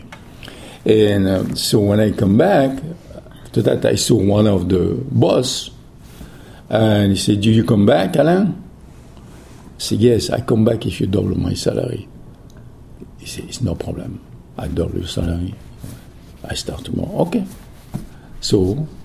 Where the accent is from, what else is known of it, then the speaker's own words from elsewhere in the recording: Millau, Occitania, France; English is a second language; moved away as an adult; also born or lived in Guadeloupe / New York; now in United States; the house was in Millau, in my hometown.